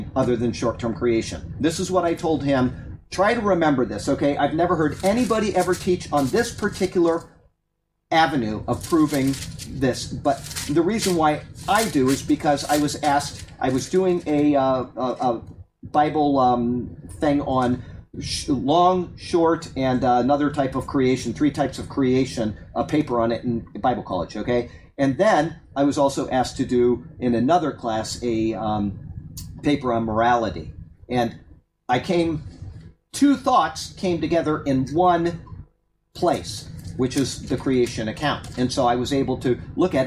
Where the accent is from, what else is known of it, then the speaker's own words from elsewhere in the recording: Sarasota, Florida, United States; I was raised in Sarasota, Florida